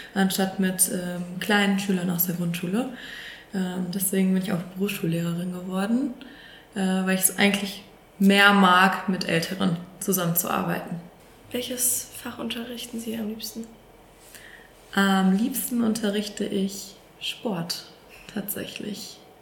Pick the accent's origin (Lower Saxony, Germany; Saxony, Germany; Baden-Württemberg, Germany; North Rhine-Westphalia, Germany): North Rhine-Westphalia, Germany; Sauerland, near Lüdenscheid; moved away as an adult; also born or lived in Paderborn; now in Warburg, Germany; Tatsächlich komme ich aus dem Sauerland aus der Nähe von Lüdenscheid